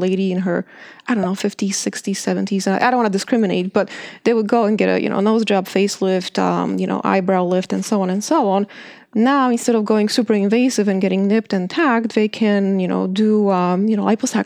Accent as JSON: {"language": "English", "country": "Poland", "tie": "born or raised there", "moved": "yes", "said": "I grew up in Poland"}